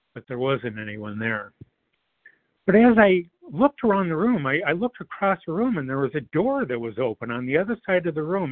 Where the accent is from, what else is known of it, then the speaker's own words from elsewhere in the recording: Detroit, Michigan, United States; I grew up in the Metro Detroit area.